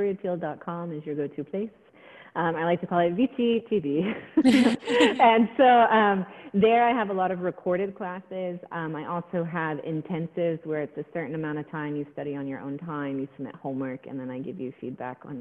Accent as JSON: {"language": "English", "region": "Texas", "country": "United States", "moved": "yes", "said": "I'm from Texas originally"}